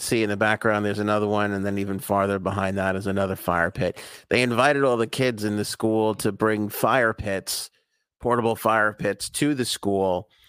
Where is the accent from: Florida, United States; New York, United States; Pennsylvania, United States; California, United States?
New York, United States; Queens; Cuddles and I were joking that we never had this shit when we were growing up in Queens.